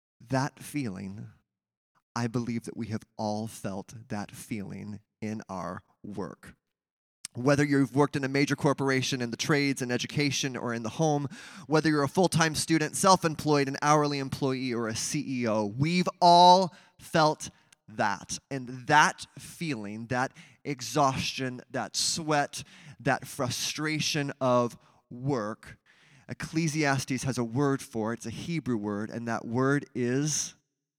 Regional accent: Mesa, Arizona, United States; My first job was watering palm trees at my church that I grew up with in Mesa, Arizona.

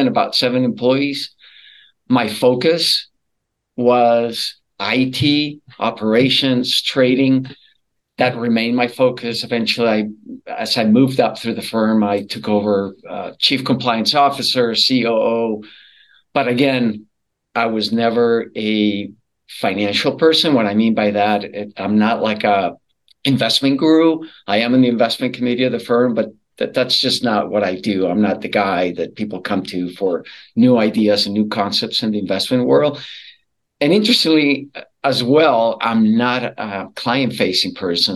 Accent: Colombia; moved away as an adult; now in United States; I was born and raised in Colombia, South America

